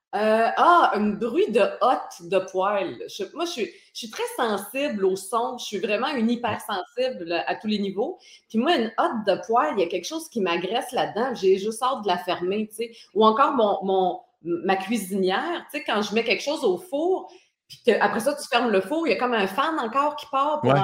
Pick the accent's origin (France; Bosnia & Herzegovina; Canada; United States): Canada; Côte-Nord, Quebec; moved away; je suis originaire de la Côte-Nord